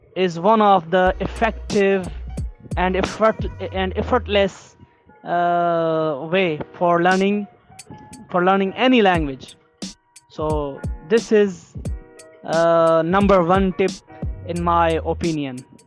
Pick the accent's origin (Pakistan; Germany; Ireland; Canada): Pakistan; first language Sindhi; English is a second language; I'm from Pakistan, a South Asian country